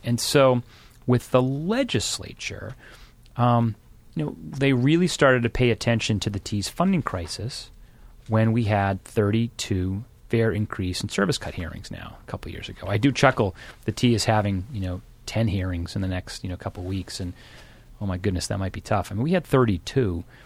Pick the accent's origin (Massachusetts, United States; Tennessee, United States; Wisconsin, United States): Massachusetts, United States; Randolph; I grew up in Randolph, so just south of Boston